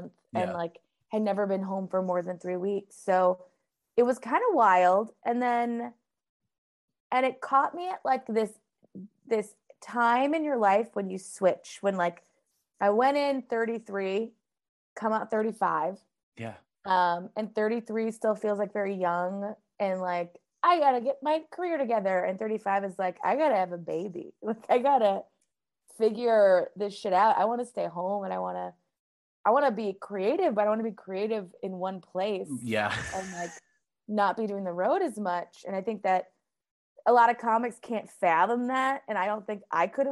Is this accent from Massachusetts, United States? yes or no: yes; Boston, Massachusetts, United States; also born or lived in Minneapolis, Minnesota; I grew up in both the Minneapolis and Boston